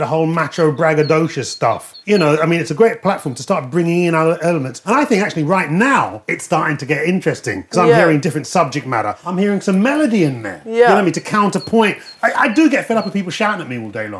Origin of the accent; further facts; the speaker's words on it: London, United Kingdom; that ain't the Peckham I know. When I was growing up, policemen, postmen would not deliver in Peckham